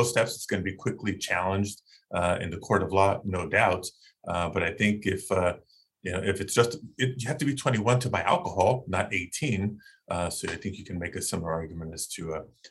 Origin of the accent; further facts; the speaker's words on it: Southern California, United States; I grew up in Southern California